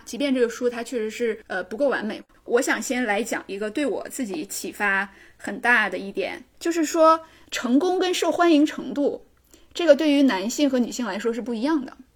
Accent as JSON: {"language": "Chinese", "region": "Northeast China", "country": "China", "accent": "Northeastern (Dongbei) dialect", "said": "我们东北话叫耍尖儿"}